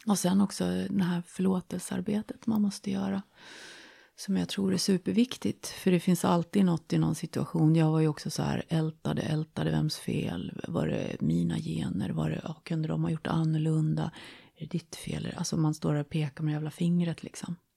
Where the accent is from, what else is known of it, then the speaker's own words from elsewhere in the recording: Jämtland, Sweden; moved away as an adult; now in Stockholm, Sweden; Jag kommer från Jämtland. Eh, flyttade ner till Stockholm i början på 90-talet